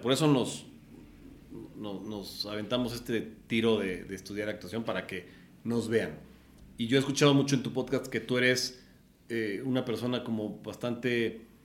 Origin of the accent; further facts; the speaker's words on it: Puebla, Mexico; moved away as an adult; now in Mexico City, Mexico; nací en el Distrito Federal un 10 de agosto del 80 y a los 8 años nos fuimos a vivir a Puebla por temas de trabajo de mi papá